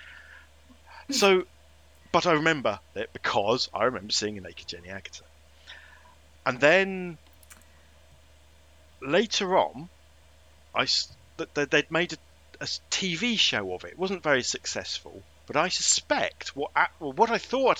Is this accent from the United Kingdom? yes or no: yes; England, United Kingdom; I was brought up in England